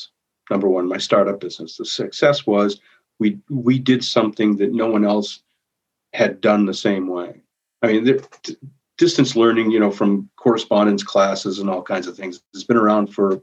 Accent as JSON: {"language": "English", "region": "Maine", "country": "United States", "moved": "yes", "lives_now": "Winona, United States", "said": "I'm from Maine. Wasn't even born in Minnesota"}